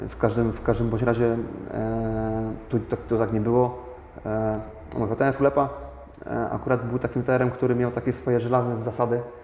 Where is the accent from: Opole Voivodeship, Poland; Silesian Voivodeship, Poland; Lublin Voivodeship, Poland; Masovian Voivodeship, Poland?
Opole Voivodeship, Poland; Opole; mieszkam e, od zawsze tak w tym mieście, urodziłem się w tym mieście